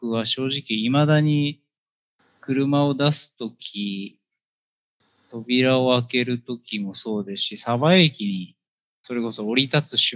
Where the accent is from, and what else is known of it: Sabae, Fukui, Japan; born or raised there; also born or lived in Chiba